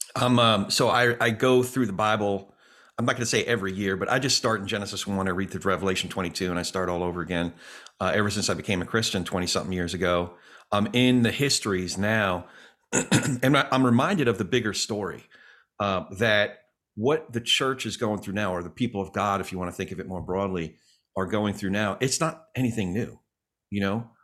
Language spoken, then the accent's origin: English; New York, United States; me being a New Yorker